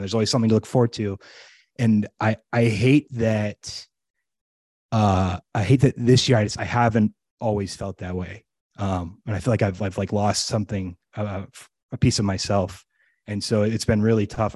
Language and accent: English; United States; as an American